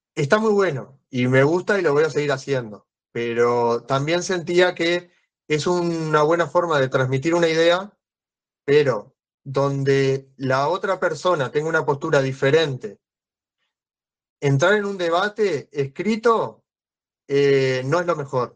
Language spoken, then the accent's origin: Spanish; Canelones, Uruguay; Yo soy de Canelones, que está al lado de Montevideo, al lado de la capital